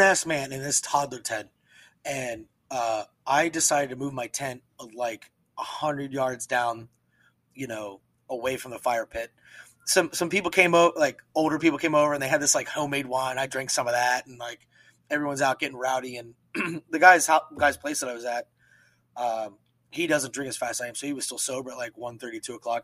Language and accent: English; Pennsylvania, United States; moved away; I'm from Pennsylvania